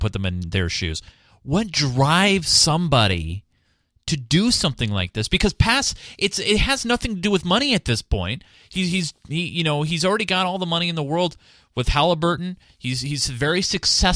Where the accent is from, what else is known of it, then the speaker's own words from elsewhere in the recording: United States; me as American, as a young American